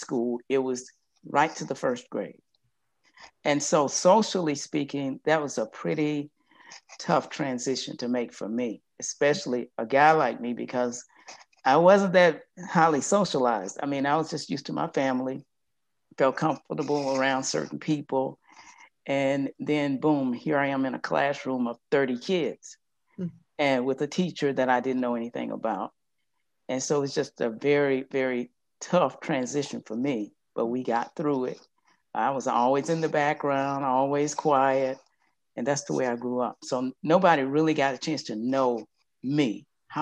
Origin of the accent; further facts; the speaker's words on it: Yazoo City, Mississippi, United States; I'm from Yazoo City, Mississippi